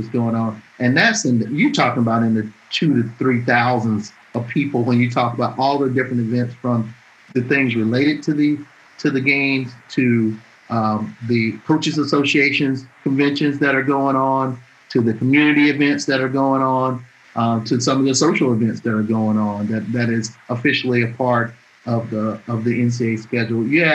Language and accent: English; Atmore, Alabama, United States; moved away; I'm born and raised in Alabama, I grew up there.